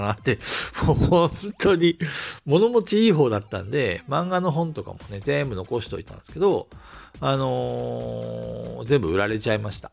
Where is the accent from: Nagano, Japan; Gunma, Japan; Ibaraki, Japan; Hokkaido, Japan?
Hokkaido, Japan; Asahikawa; born or raised there; moved away as an adult; also born or lived in Tokyo